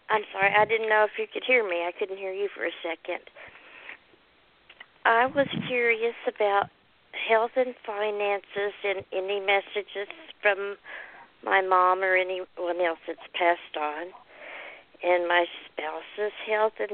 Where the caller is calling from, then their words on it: Texas, United States; I'm calling from Texas.